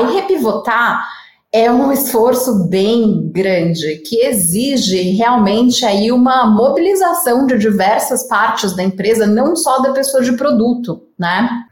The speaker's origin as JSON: {"language": "Portuguese", "region": "São Paulo", "country": "Brazil", "accent": "paulista", "said": "apesar de não ser mineira, eu sou a paulista aqui, é, o sotaque já não nega, né?"}